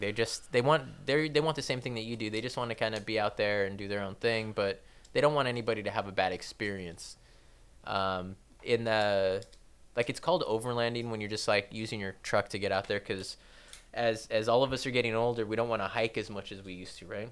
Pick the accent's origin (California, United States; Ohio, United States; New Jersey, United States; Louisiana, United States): California, United States; Torrance; I wasn't born in Downey. I was born in Torrance.